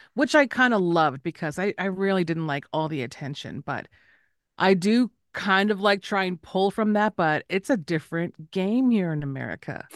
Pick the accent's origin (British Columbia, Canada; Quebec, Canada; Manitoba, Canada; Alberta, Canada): Manitoba, Canada; Winnipeg; now in Las Vegas, United States; I am Anishinaabe from Winnipeg, but I live in Vegas, here in Southern Paiute land